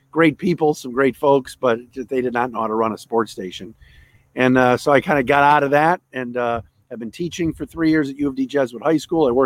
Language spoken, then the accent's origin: English; Cleveland, Ohio, United States; moved away as an adult; also born or lived in Syracuse / Detroit; I, am a Cleveland native, uh, born and raised in Ohio.